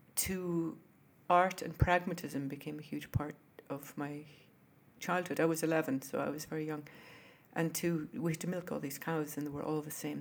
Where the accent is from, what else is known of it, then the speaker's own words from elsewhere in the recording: Wexford, Leinster, Ireland; also born or lived in Pennsylvania, United States / Brooklyn, New York, United States; now in United States; I grew up in Wexford, which is south of Dublin. Um, it's in Ireland.